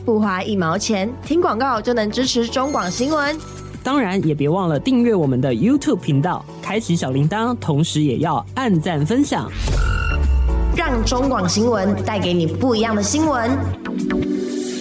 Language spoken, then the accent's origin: Chinese; Kaohsiung, Taiwan; now in Taipei, Taiwan; 我的老家是高雄嘛